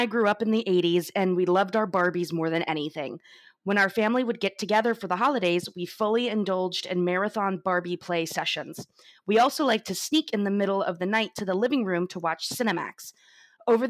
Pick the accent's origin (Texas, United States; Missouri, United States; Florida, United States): Florida, United States; we're from Florida, so we don't have basements here